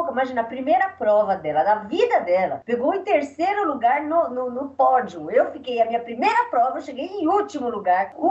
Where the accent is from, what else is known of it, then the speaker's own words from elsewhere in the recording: São Paulo, Brazil; also born or lived in Bahia; eu nadava na Bahia, morava na Bahia, mas eu sou de São Paulo, mas